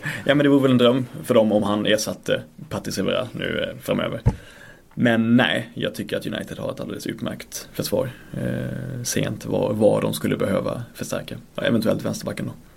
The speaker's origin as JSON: {"language": "Swedish", "region": "Blekinge", "country": "Sweden", "moved": "yes", "lives_now": "Stockholm, Sweden", "said": "Jag kommer ju från äh, Blekinge. Så jag kommer inte från Storsvenskan här uppe i Stockholm."}